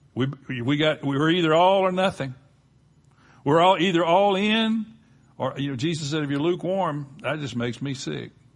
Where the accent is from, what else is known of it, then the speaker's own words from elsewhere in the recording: Gulf Coast, United States; growing up on the Gulf Coast